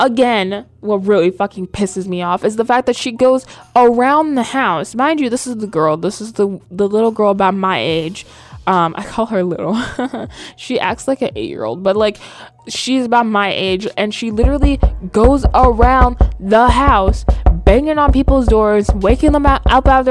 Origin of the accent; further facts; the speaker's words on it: the South, United States; now in New York, United States; I was raised in the South